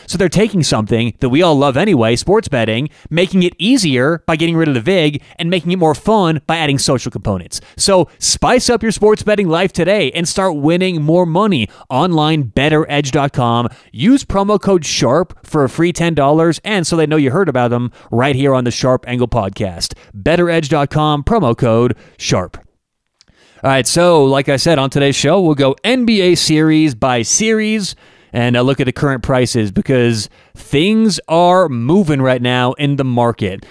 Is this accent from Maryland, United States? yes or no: no; Denver, Colorado, United States; I'm from Denver.